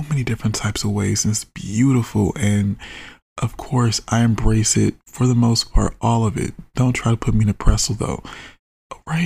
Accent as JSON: {"language": "English", "country": "United States", "said": "I'm an American"}